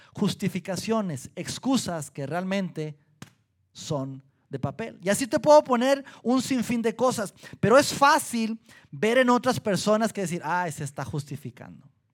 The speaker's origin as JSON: {"language": "Spanish", "region": "Durango", "country": "Mexico", "moved": "yes", "lives_now": "Saltillo, Mexico", "said": "Yo soy de Durango, mi esposa de Colima"}